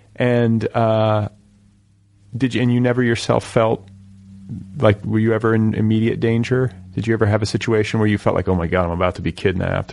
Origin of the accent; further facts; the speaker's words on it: Indiana, United States; also born or lived in Milwaukee; I grew up in the Midwest and in, in this uh, in Indiana